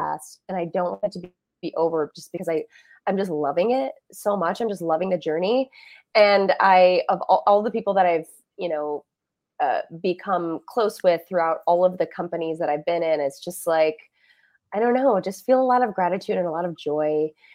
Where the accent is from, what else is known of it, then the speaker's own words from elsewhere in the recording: Elgin, Illinois, United States; I grew up in Elgin, Illinois, which is a suburb of Chicago.